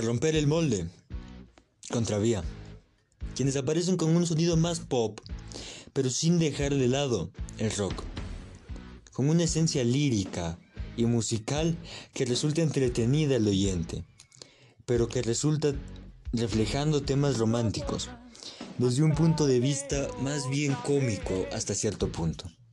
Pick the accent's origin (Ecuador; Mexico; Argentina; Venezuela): Ecuador; somos los propios ecuatorianos